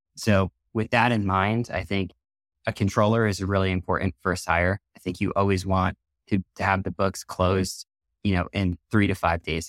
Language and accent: English; New York City, New York, United States; I grew up on the East Coast in New York City